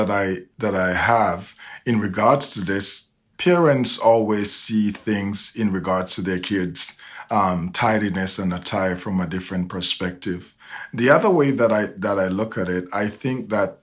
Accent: Jamaica; moved away; I was raised in a different part of the world. I grew up in Jamaica

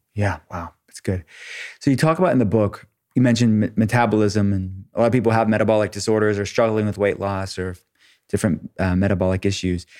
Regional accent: Pittsburgh, Pennsylvania, United States; I'm from Pittsburgh, I lived there

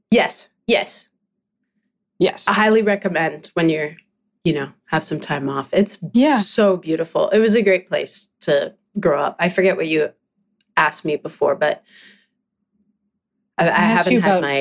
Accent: British Columbia, Canada; I'm from Vancouver Island. That's where oh, I grew up.

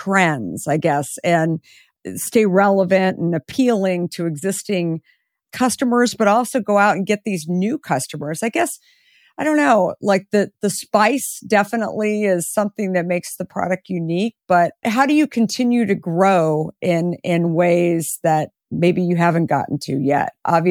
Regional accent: Arizona, United States; I grew up in Arizona.

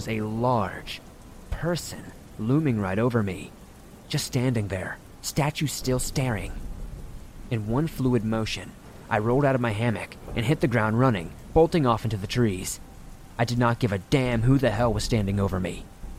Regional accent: Rhode Island, United States; But given that my home state of Rhode Island is like the size of a postage stamp, relatively speaking anyway, I exhausted a lot of the more local campgrounds quickly

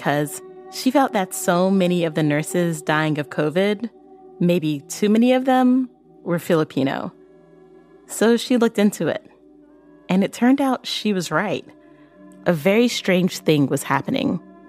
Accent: Barbados; I'm from Barbados.

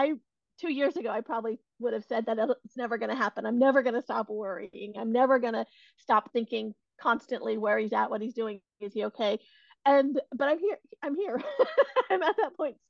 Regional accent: Silicon Valley, California, United States; I have been born and raised in the Silicon Valley, California, and really grew up around a lot of tech.

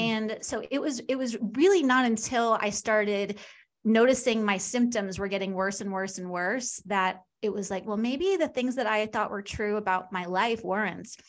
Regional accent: Long Island, New York, United States; now in Kansas City, United States; I'm from New York, but I live in Kansas City.

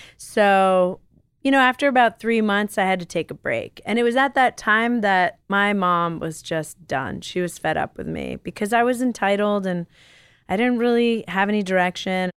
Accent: New York City, New York, United States; moved away as an adult; now in Los Angeles, United States; I was born and raised in New York City.

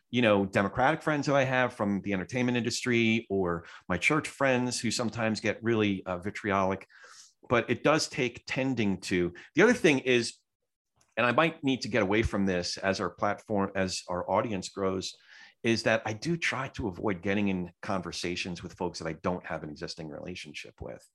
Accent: New Jersey, United States; I'm a Jew from Jersey, so, like, some of that Jersey comes out.

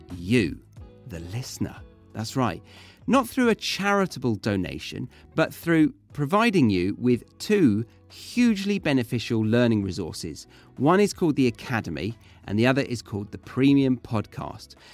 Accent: Horsley, South East England, United Kingdom; I was born and raised in Surrey, in a village called Horsley.

